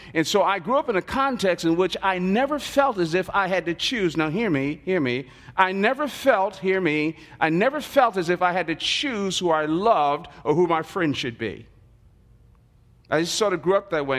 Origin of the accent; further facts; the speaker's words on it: Newark, New Jersey, United States; I was born and raised in the Central Ward of Newark, New Jersey.